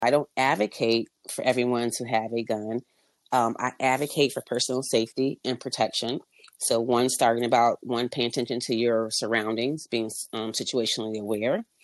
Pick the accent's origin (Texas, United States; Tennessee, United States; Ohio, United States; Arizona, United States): Arizona, United States; Avondale; moved away; also born or lived in upstate New York; We grew up in Avondale, Arizona, so we had some snakes in the backyard